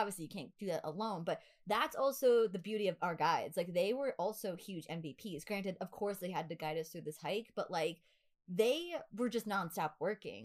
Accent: New York, United States; accent: New York; my New York accent

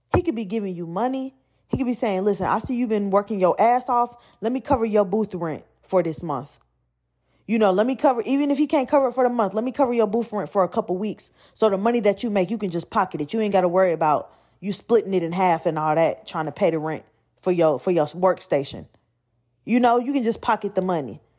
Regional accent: Atlanta, Georgia, United States; I'm from Atlanta

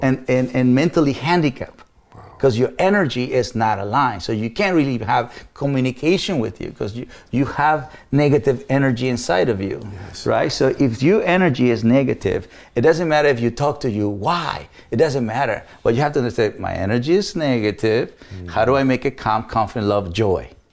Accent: Mexico; English is a second language; moved away as an adult; now in United States; as a Mexican

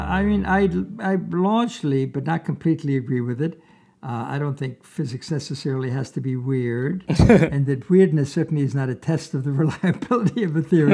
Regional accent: Vienna, Austria; moved away; I was born in Vienna, Austria, and when I was nine years old

